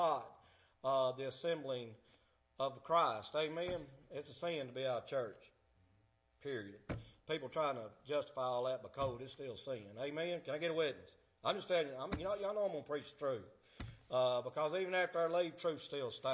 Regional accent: Alabama, United States; also born or lived in Helena, Arkansas; I'm from Alabama

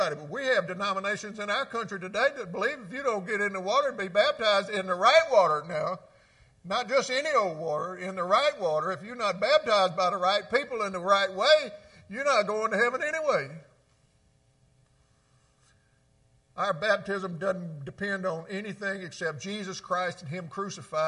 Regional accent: Mississippi, United States; I grew up in Mississippi

